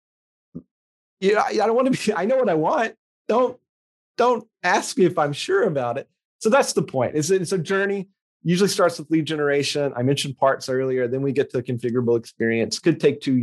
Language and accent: English; West Tennessee, United States; moved away as an adult; also born or lived in Memphis, Tennessee; now in Portland, United States; I grew up in a tiny farming community, 4,000 people in West Tennessee